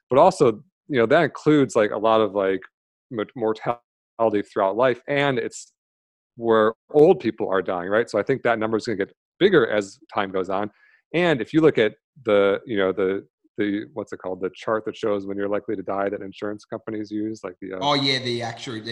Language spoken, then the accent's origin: English; Michigan, United States; now in San Diego, United States; I grew up in Michigan, now I'm in San Diego.